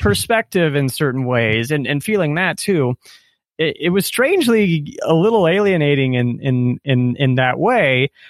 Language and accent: English; Nebraska, United States; moved away as an adult; also born or lived in Silicon Valley; now in Colombia; growing up in Nebraska, pre-internet